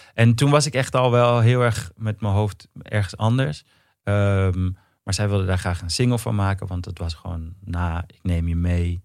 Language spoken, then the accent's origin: Dutch; Amsterdam, North Holland, Netherlands; in de Pijp in Amsterdam. Hm. Ik ben geboren in Amstelveen